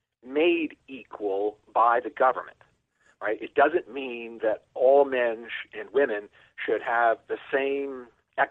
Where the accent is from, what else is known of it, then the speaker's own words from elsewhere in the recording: Niagara Falls, Ontario, Canada; moved away as an adult; now in United States; When I was about 7 or 8 years old, living in Niagara Falls, Ontario, Canada